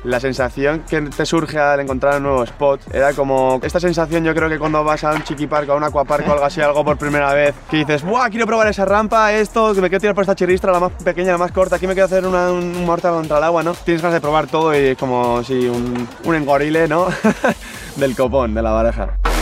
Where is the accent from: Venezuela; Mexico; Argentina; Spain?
Spain; San Sebastián, Basque Country; tengo 22 años, nací en San Sebastián